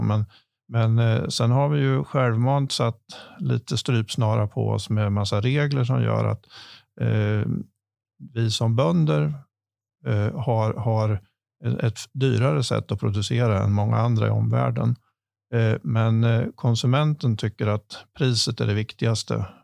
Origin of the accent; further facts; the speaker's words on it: Askersund, Örebro County, Sweden; jag är lantbruksföretagare från Askersund. Eh, där jag driver sedan 30, drygt 30 år tillbaka min min, min föräldragård